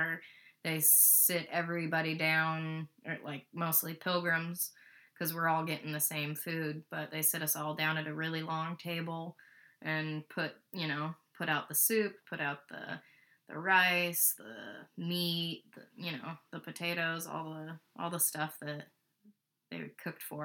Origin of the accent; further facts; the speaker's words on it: Boise, Idaho, United States; that's where we're from